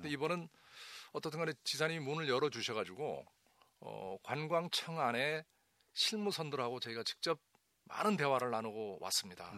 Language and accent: Korean; Jeju, South Korea; 내 고향, 내 제주가 풍요로운 지역이 되도록